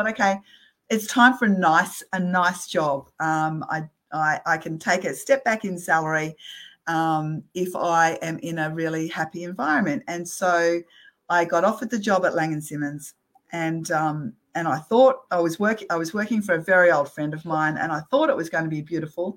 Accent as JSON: {"language": "English", "country": "Australia", "said": "being Australian"}